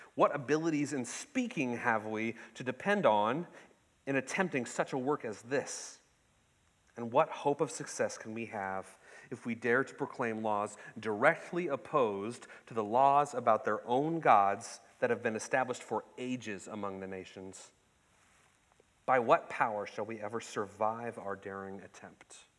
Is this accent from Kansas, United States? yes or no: no; Ketchikan, Alaska, United States; I was born and raised in Ketchikan, the salmon capital of the world